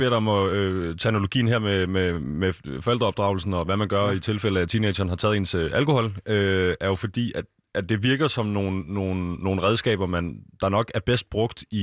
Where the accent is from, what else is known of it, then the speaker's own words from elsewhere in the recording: Rudersdal, Capital Region of Denmark, Denmark; at vi har multisporthal og center op i Rådesdal Kommune, hvor jeg kommer fra, spørger han.